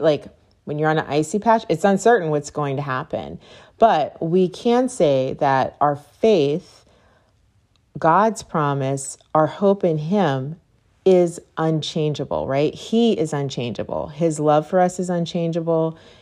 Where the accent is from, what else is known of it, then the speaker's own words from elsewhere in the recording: Pittsburgh, Pennsylvania, United States; moved away; I grew up in Pittsburgh, so there are tons of hills